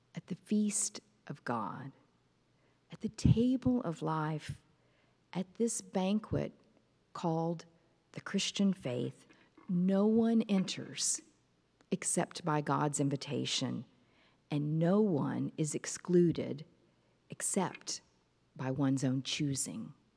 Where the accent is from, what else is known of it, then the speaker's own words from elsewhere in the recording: Fort Worth, Texas, United States; my hometown of Fort Worth, Texas